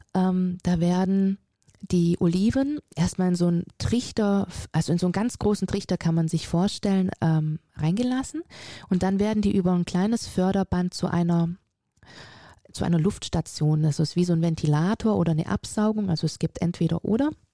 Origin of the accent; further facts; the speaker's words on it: Friedrichshafen, Baden-Württemberg, Germany; also born or lived in Auletta, Italy; Und somit bin ich tatsächlich in Deutschland groß geworden, habe meine ganze Ausbildung hier genießen dürfen